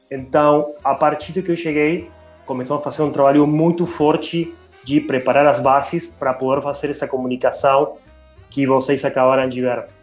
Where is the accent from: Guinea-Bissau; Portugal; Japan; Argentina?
Argentina; Portuguese is a second language; moved away as an adult; now in Brazil; Não, eu sou natural da Argentina, é, mas bom, eu moro há oito anos quase no Brasil